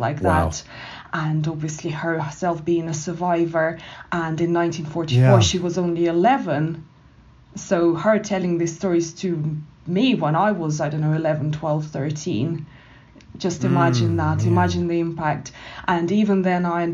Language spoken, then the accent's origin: English; Moscow, Russia; moved away; also born or lived in Canada; she spent the rest of her life with her husband, my grandfather, in Moscow, and that's where I was brought up.